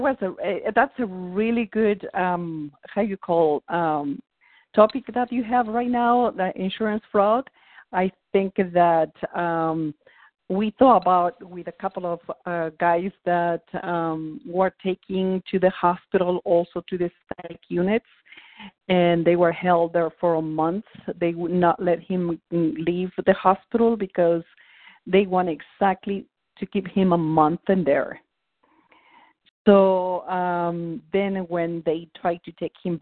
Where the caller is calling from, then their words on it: Arizona, United States; I'm calling from Arizona